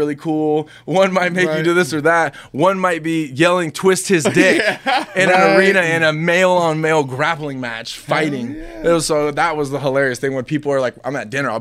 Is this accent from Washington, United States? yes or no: no; Loomis, California, United States; also born or lived in Orangevale, California / Citrus Heights, California; I grew up in Orangeville in, like, Loomis, California, so towards, Citrus Heights area and then to Loomis